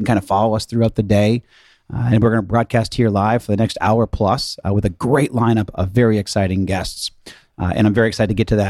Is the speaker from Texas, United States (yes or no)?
no; Boston, Massachusetts, United States; I'm from Boston originally as well.